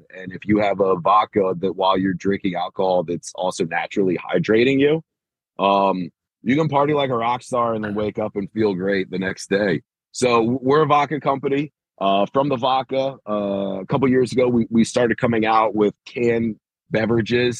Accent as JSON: {"language": "English", "town": "Bowie", "region": "Maryland", "country": "United States", "tie": "born or raised there", "also_born_or_lived": "Crofton, Maryland", "said": "I'm a Baltimore, D.C. guy. I grew up in Bowie and Crofton"}